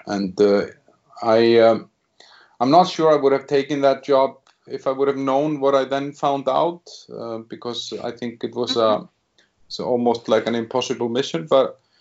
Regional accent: Iceland; moved away as an adult; now in Czech Republic; I'm originally from Iceland, where I started my career as a 23 year old

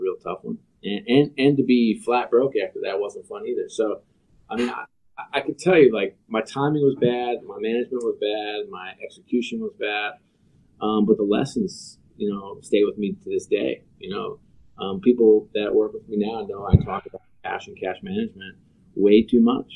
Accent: New York, United States; Born and bred in New York

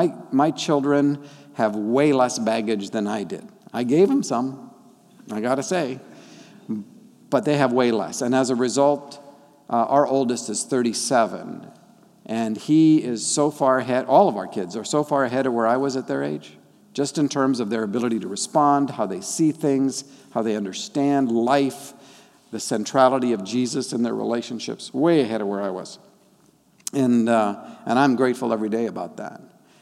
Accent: Papua, Indonesia; first language Dani; English is a second language; The tribal folk, the Dani, raised me. And they taught me my first language. My parents were doing the missionary thing, and that means they were really busy.

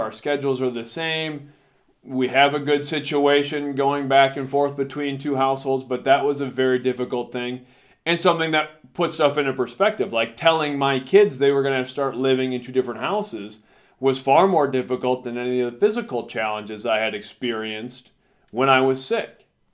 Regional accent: United States; got a chance to come back to my hometown, and started teaching here

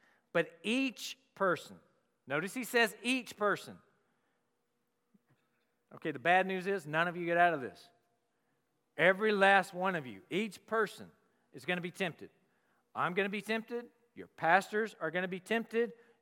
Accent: the South, United States; moved away; I'm from the South

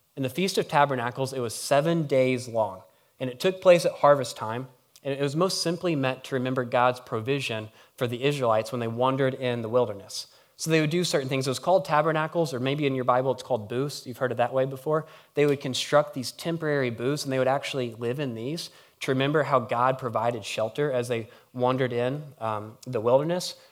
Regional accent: Harrisburg, United States; I'm from Harrisburg

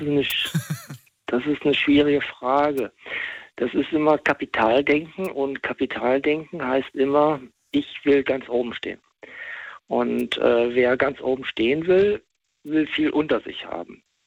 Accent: West Germany, Germany; Ich bin im Westen, im Westen groß geworden

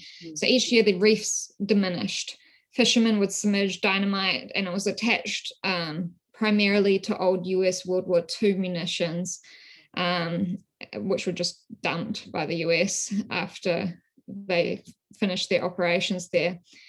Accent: West Papua, Indonesia; also born or lived in New Zealand; So as you might be able to tell from my accent, I'm originally from New Zealand. My research in this field, it's really emerged from my experiences growing up in West Papua.

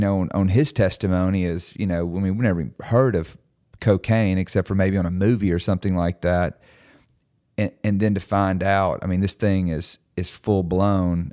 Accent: Mississippi, United States; I'm from Mississippi

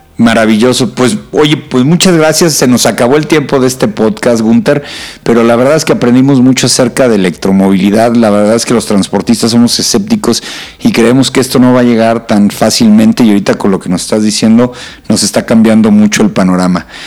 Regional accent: Mexico

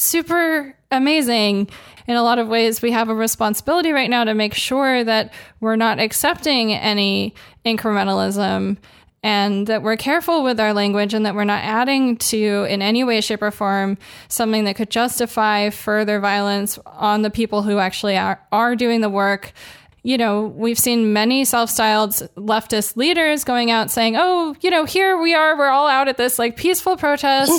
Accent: Los Angeles, California, United States; I grew up in Los Angeles

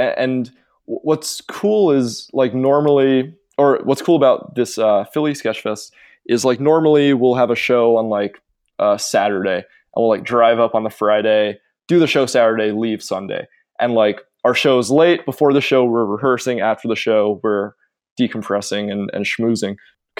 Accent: England, United Kingdom; growing up as like a weird kid and having this identity of like, oh, I'm from England.

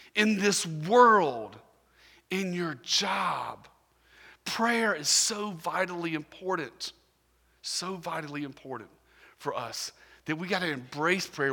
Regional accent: Augusta, Georgia, United States; I'm from Augusta, Georgia

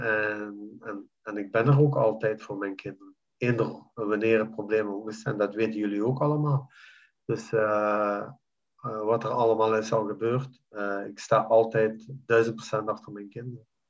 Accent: Belgium; moved away as an adult; now in Jordan; België is voor mij land, dus mijn, mijn, mijn land waar ik ben geboren en getogen.

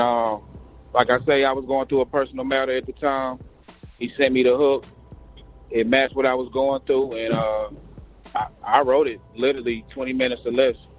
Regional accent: Greensboro, North Carolina, United States; also born or lived in Brooklyn, New York; I'm born in Brooklyn, New York, but ah. raised uh, here in Greensboro, North Carolina. That's what I claim.

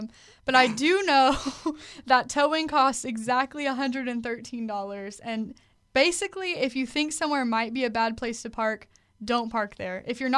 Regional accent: Fairfield, Texas, United States; moved away as an adult; now in San Marcos, United States; I come from Fairfield, Texas. Fairfield, otherwise known as Farmville. There's 3,000 people there. We don't have towing companies.

